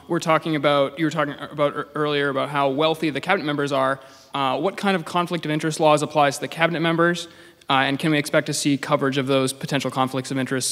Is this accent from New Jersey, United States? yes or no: no; Maine, United States; now in Somerville, United States; I'm from Maine originally, but now I live in Somerville.